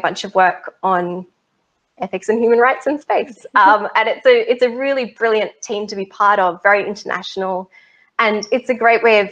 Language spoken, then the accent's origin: English; Australia; I'm an Australian